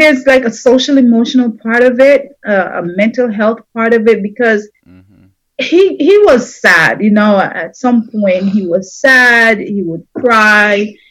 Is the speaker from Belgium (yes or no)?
no; Jamaica; us growing up in Jamaica